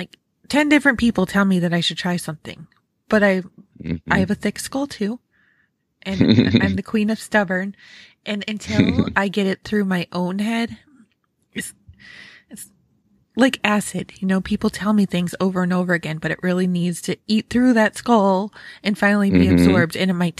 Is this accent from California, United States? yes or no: no; New York, United States; I grew up in Western New York, near Rochester.